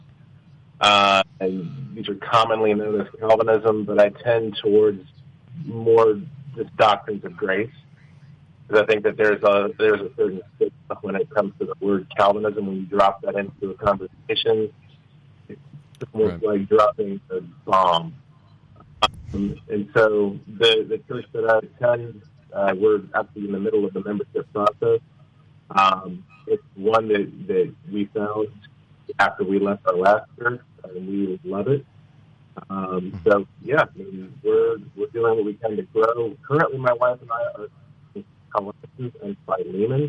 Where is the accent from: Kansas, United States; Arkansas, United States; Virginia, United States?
Virginia, United States; Richmond; I'm from Richmond, Virginia